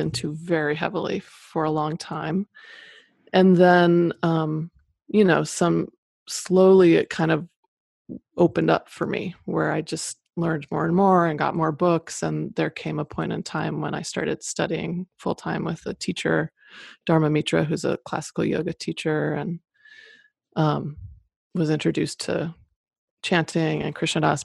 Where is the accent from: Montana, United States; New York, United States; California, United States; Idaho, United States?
Idaho, United States; Boise; moved away as an adult; also born or lived in Boston; I grew up in Boise, Idaho